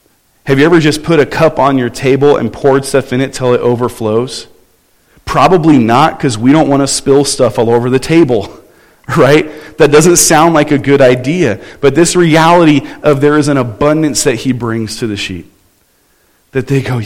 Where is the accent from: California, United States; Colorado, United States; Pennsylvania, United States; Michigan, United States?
California, United States; Southern; I grew up in Southern California